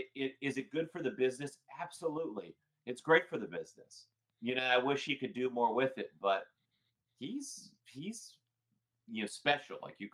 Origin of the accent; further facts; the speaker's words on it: New England, United States; moved away as an adult; now in North Carolina, United States; So I grew up in New England.